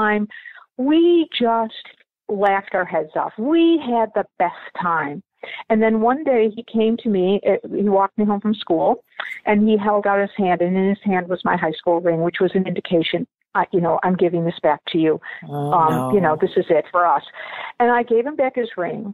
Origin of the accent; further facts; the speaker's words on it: Buffalo, New York, United States; also born or lived in Dublin, Ireland; I was born in Dublin, Ireland, and adopted into a family in Buffalo, New York. I grew up in Buffalo